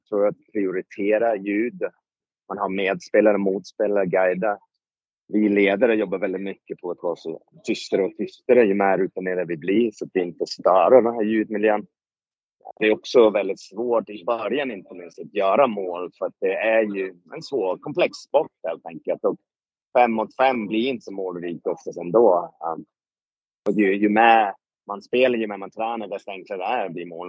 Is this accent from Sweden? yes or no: no; United Kingdom; moved away; Jag är född i Storbritannien